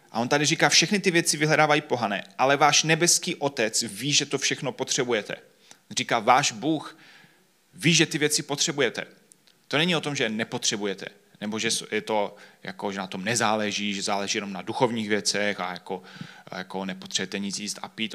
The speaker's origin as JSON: {"language": "Czech", "country": "Czechia", "said": "všichni, kdo jsme z Česka"}